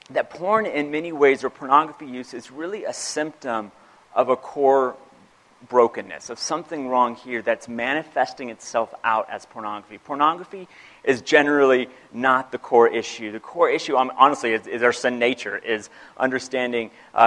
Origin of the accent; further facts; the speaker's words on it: United States; I am a Christian and I'm American